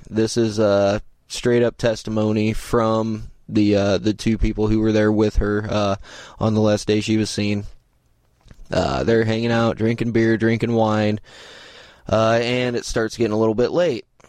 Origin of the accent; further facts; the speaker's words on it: Indiana, United States; I'm from the Midwest, I'm from Indiana